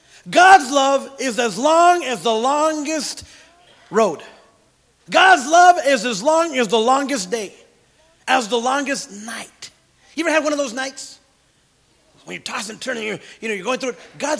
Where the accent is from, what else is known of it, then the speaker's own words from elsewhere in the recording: Santa Paula, California, United States; Hey, Holmes, where are you from? Santa Paula. And I had love for my friends. I still love them. Some of you got into Santa Paula with me.